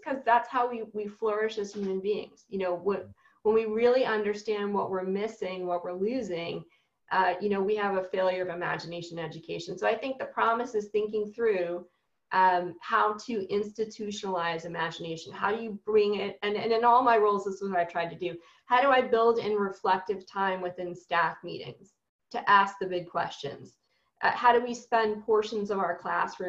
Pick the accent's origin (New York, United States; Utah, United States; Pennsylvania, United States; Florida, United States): New York, United States; New York City; I'm a New Yorker through and through